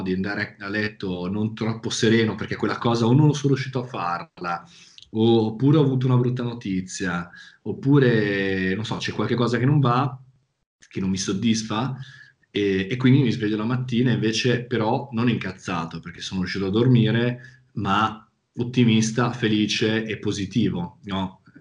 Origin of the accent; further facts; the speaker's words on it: province of Milan, Lombardy, Italy; accent: Milanese; vivere in una zona che è la provincia di Milano, come sentirà dal mio accento